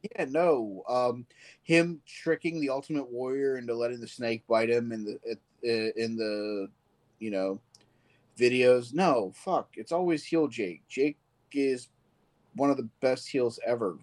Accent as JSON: {"language": "English", "region": "Virginia", "country": "United States", "tie": "born or raised there", "said": "I grew up in Virginia"}